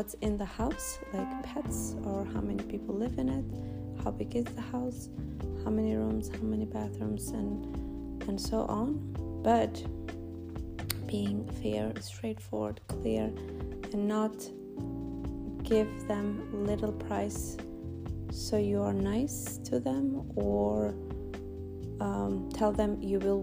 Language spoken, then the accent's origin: English; North Macedonia; English is a second language; now in United States; being an immigrant and growing in this small village in Macedonia. And coming to United States and starting from zero